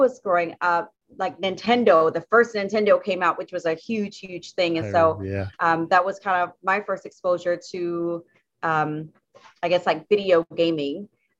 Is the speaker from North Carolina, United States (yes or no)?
no; South Carolina, United States; now in Washington, United States; I'm a Southern Belle. I grew up in South Carolina, in a very rural part of South Carolina.